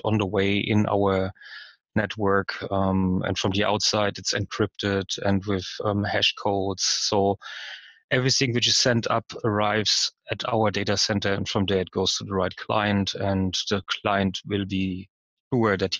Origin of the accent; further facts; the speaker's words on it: Frankfurt, Hesse, Germany; I'm from Germany, from Frankfurt